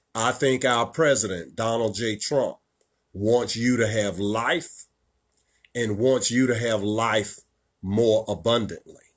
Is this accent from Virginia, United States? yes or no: yes; Richmond, Virginia, United States; right here in my hometown of Richmond, Virginia